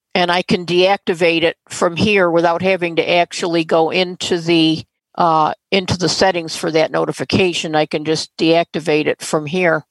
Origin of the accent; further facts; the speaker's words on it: St. Clair Shores, Michigan, United States; my hometown st clair shores